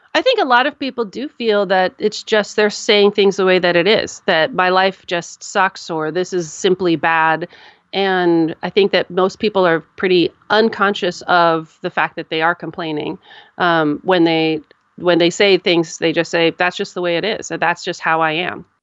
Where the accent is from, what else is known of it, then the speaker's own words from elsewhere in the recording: United States; I'm an American and here we have a culture of complaining